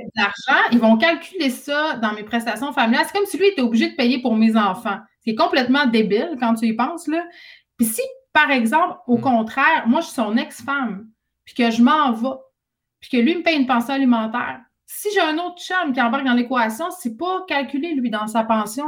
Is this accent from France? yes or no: no; Saguenay, Quebec, Canada; je viens du Saguenay